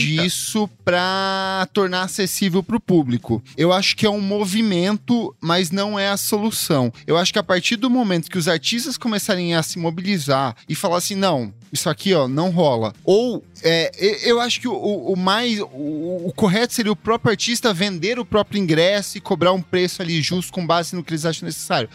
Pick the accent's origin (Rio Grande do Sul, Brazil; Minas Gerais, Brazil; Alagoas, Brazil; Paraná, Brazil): Paraná, Brazil; Ponta Grossa; now in São Paulo, Brazil; Eu, eu sou do Paraná